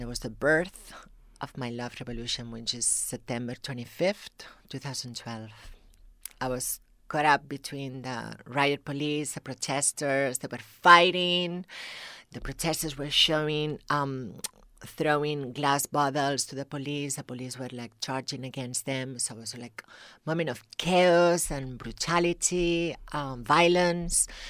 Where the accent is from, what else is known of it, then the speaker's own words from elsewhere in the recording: Tarragona, Catalonia, Spain; accent: thick accent; English is a second language; moved away as an adult; now in United States; I'm from the south, a little city called Tarragona, which is in, by the sea.